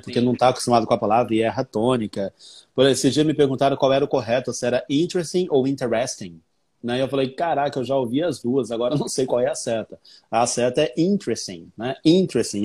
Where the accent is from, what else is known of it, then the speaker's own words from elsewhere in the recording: Brazil; accent: Brazilian; Meu sotaque é sotaque de brasileiro